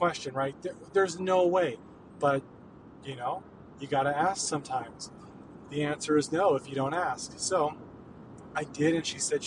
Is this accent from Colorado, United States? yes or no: yes; Lafayette, Colorado, United States; my hometown of Lafayette